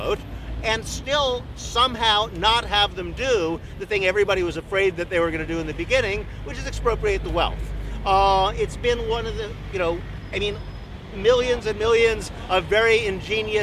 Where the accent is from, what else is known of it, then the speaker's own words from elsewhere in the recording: United States; I come from the United States